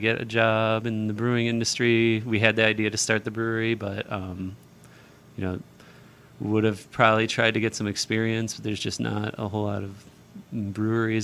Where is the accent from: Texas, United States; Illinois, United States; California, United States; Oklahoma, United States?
Illinois, United States; Chicago; moved away as an adult; also born or lived in Seattle, Washington / Lebanon, New Hampshire; now in Croydon, United States; from Chicago, and I grew up there, and pretty much stayed there until we moved out to Washington